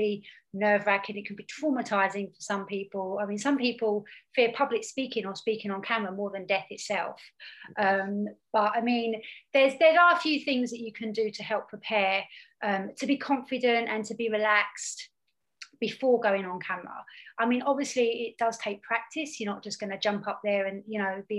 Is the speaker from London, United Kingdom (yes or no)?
no; Hertfordshire, East of England, United Kingdom; I'm from Hertfordshire.